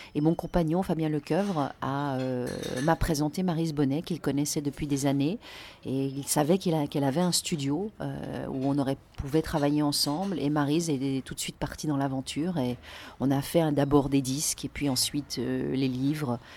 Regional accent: Lausanne, Vaud, Switzerland; moved away as an adult; now in Paris, France; En Suisse, au bord du lac Léman, à Lausanne.

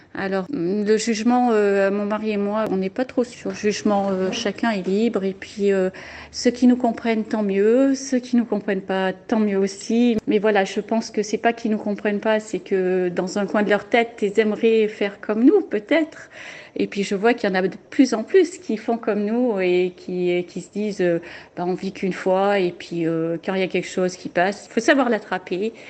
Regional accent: France; moved away as an adult; on est parti de la France

